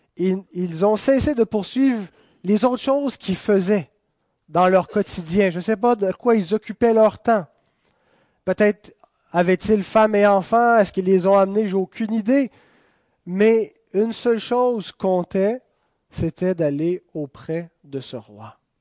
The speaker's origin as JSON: {"language": "French", "region": "Quebec", "country": "Canada", "said": "Nous sommes citoyens de ce pays, nous sommes des Canadiens, nous sommes des Québécois"}